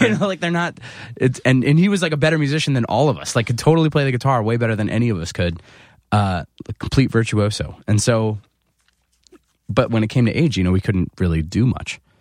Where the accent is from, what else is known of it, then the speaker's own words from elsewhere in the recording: 15 minutes outside of Philadelphia, New Jersey, United States; moved away; So I grew up 15 minutes outside of Philadelphia